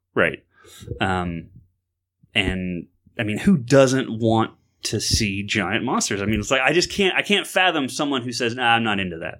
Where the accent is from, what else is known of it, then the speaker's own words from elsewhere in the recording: Florida, United States; growing up in Florida